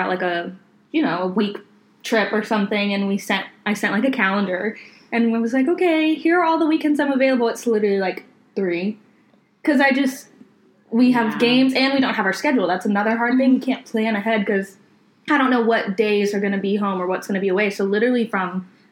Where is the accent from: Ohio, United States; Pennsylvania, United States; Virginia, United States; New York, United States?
Virginia, United States; I'm literally from Virginia